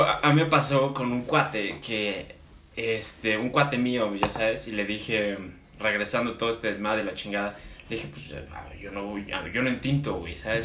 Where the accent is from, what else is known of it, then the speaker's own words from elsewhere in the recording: Mexico; como mexicanos